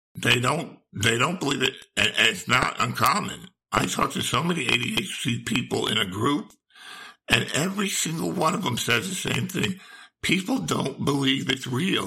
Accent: New Jersey, United States; moved away as an adult; now in Charleston, United States; I was born and raised in New Jersey

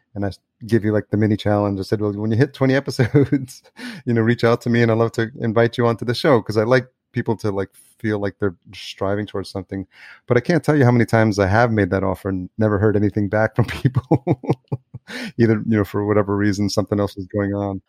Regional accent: New York, United States; moved away as an adult; also born or lived in Los Angeles; now in Minneapolis, United States; I'm in a new city, I'm in Minneapolis, but I grew up in New York and I've lived in L

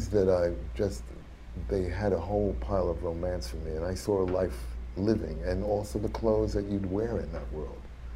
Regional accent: United States; as an American

